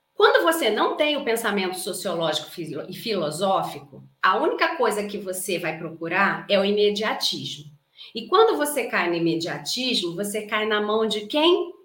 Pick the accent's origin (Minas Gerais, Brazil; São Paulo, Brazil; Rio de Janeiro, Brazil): Rio de Janeiro, Brazil; accent: carioca; não é um S, é um X, porque eu sou carioca. Então eu falo Carlas